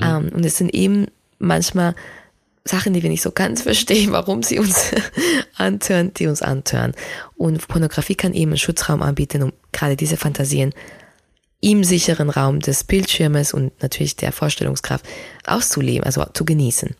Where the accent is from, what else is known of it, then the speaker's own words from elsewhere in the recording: Spain; moved away; ich bin ja in Spanien aufgewachsen